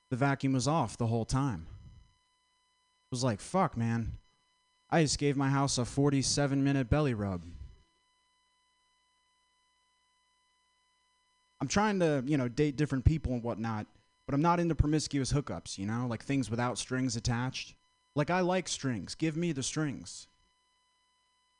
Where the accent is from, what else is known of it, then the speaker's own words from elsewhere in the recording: Vermont, United States; I'm from Vermont.